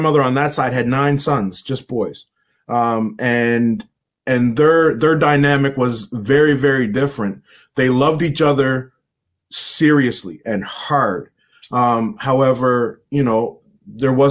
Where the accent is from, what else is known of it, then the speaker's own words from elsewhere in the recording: Halifax, Nova Scotia, Canada; I grew up in a community, North End Halifax